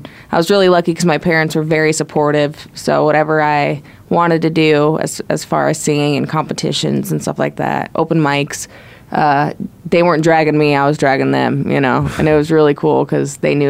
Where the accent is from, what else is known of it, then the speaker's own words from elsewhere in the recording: Glendale, Arizona, United States; I'm from Glendale, actually.